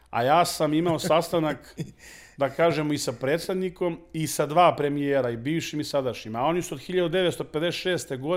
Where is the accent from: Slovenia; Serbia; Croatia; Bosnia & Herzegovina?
Serbia